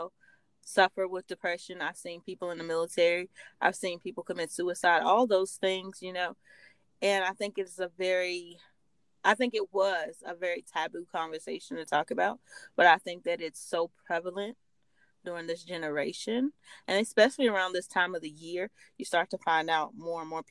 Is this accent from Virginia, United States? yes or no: yes; Virginia, United States; I live in Virginia. I grew up in Virginia.